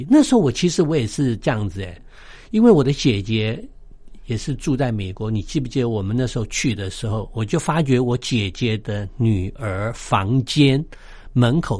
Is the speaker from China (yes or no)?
yes; China; 从我们中国人的角度来讲，中国人以前常常讲说“棒下出孝子”